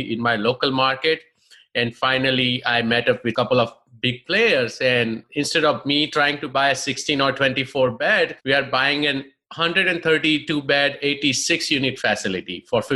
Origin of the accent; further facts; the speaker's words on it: India; moved away as an adult; now in United States; I'm basically from India